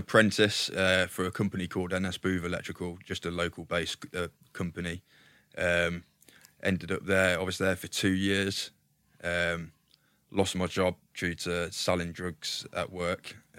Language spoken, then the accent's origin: English; Leamington Spa, West Midlands, United Kingdom; So I was born in Leamington Spa, a little village called Weston under Weatherley. So we were country lads.